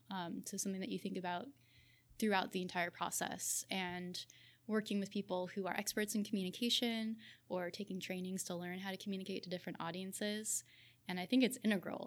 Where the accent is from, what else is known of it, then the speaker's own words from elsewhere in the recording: Southern California, United States; also born or lived in Berkeley, California / Australia; I grew up in Southern California